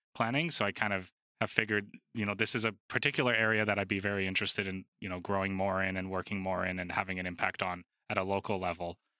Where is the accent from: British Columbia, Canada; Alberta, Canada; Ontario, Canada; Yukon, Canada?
Alberta, Canada; Calgary; growing up in Alberta